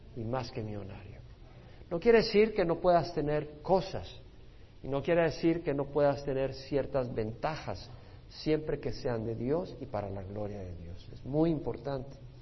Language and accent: Spanish; El Salvador; Yo nací en El Salvador, yo en El Salvador jamás hubiera recibido al Señor